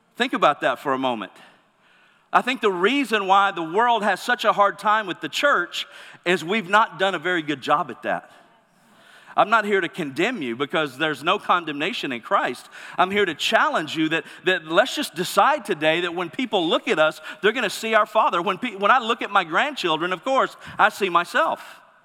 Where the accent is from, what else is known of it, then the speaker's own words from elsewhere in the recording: Mississippi, United States; moved away; I'm originally from Mississippi